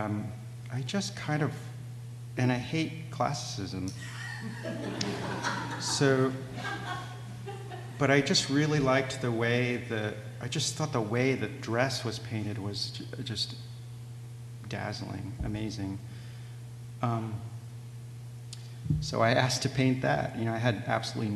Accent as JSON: {"language": "English", "town": "San Diego", "region": "California", "country": "United States", "tie": "born or raised there", "moved": "yes", "said": "my hometown museum in La Jolla"}